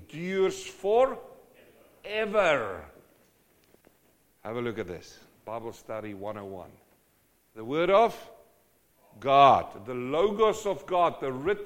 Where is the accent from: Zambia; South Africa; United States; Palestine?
South Africa; I come from South Africa, and in winter the grass dies.